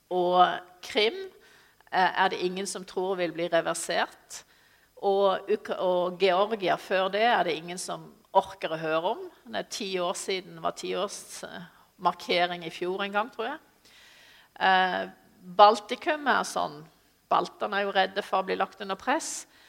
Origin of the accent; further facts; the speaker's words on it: Sørlandet, Norway; jeg er sørlending